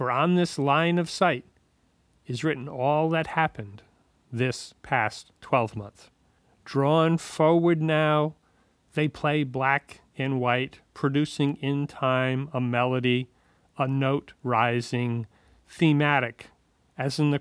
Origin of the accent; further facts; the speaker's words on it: Pawtucket, Rhode Island, United States; also born or lived in Providence, Rhode Island; I grew up in Pawtucket.